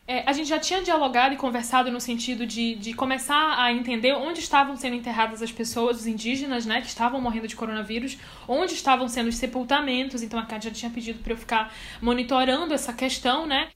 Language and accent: Portuguese; Belém, Pará, Brazil; now in Boa Vista, Brazil; Eu não sou daqui, eu sou de Belém, mas eu moro aqui há muitos anos